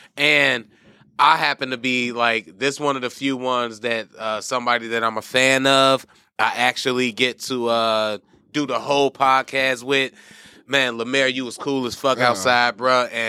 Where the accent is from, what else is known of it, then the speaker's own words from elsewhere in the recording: Chicago, Illinois, United States; as a Chicago native.